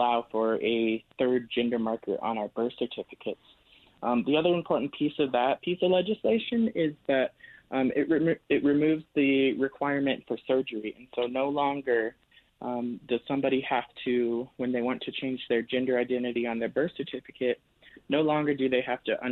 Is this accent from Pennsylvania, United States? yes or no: no; Albuquerque, New Mexico, United States; I was born and raised here in New Mexico, in Albuquerque